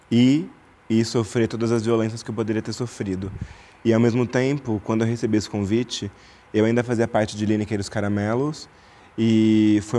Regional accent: Araraquara, São Paulo, Brazil; moved away; desde quando eu saí de Araraquara, desde quando eu nasci

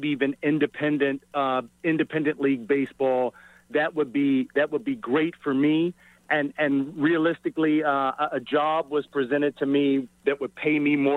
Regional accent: Baltimore, Maryland, United States; also born or lived in Kansas; born and raised in Baltimore, high school in Baltimore

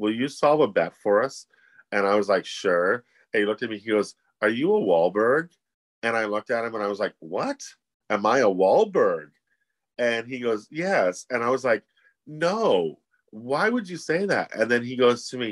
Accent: Ottawa, Ontario, Canada; moved away as an adult; Ottawa, where I was from

